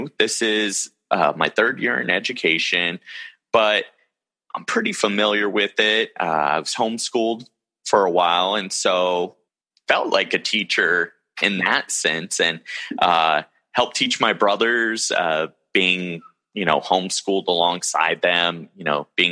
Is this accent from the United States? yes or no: yes; Modesto, California, United States; also born or lived in San Luis Obispo, California; Born and raised in Modesto, California, and still in Modesto, California